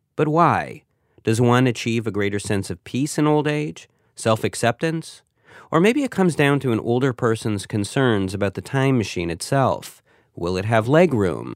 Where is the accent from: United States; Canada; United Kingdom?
Canada; speaking as a Canadian